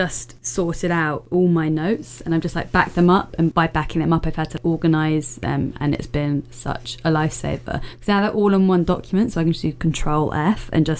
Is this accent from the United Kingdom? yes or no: yes; London, United Kingdom; I'm from London